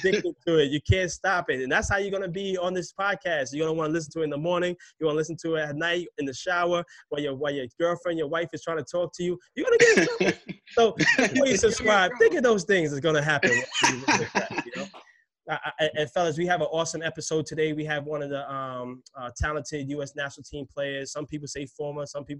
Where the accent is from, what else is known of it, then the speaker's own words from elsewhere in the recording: New York City, New York, United States; If you can't tell, I'm from New York City by my accent.